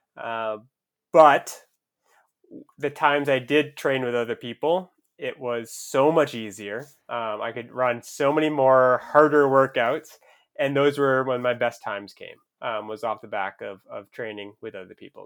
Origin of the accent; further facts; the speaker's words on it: Southern Maine, United States; I grew up in Southern Maine, so it was about two hours north of Boston.